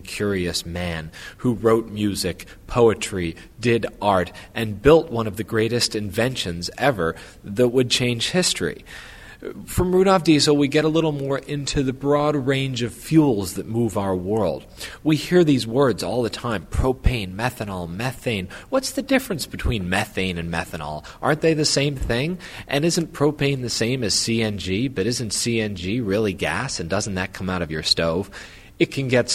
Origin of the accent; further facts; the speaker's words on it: Louisiana, United States; I grew up in Louisiana in the oil industry